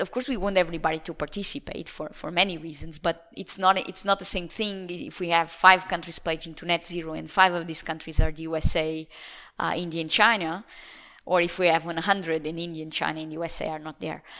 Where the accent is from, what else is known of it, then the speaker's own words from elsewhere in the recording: Lisbon, Portugal; moved away; Lisbon is the city where I was born